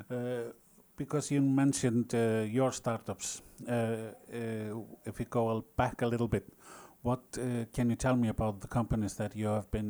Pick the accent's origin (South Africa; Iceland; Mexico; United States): Iceland; we Icelanders make fun of ourselves by asking the same question all the time.